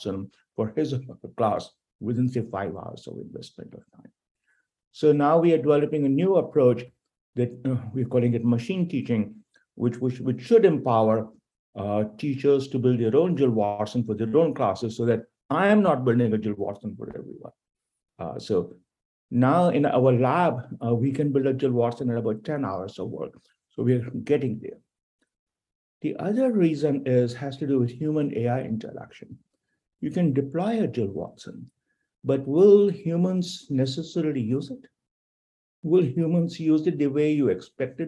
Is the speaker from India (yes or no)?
yes; India; now in United States; I'm originally from India